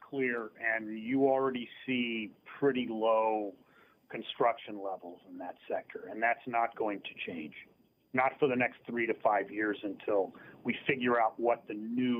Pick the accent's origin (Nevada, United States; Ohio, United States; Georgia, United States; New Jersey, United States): Ohio, United States; Dayton; I grew up near Dayton, Ohio, which, you know, the Midwest version of Binghamton.